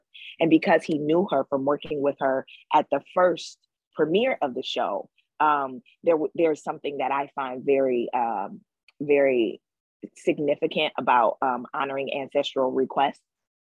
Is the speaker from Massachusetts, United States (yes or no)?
no; Detroit, Michigan, United States; All those women come from Alabama, though I am born and raised in Detroit.